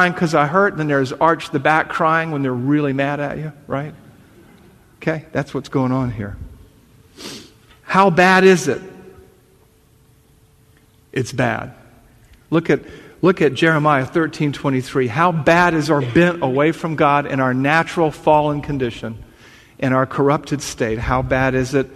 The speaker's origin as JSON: {"language": "English", "region": "the South", "country": "United States", "accent": "Southern"}